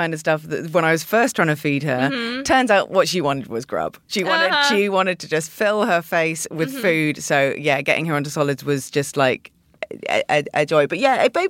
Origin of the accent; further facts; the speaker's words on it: United Kingdom; I'm British